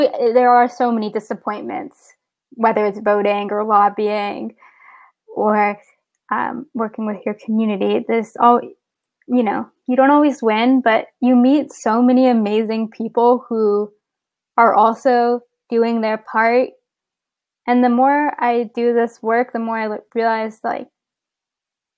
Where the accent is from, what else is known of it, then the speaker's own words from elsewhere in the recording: San Antonio, Texas, United States; now in Baltimore, United States; I live in Baltimore, Maryland right now, but I'm originally from San Antonio, Texas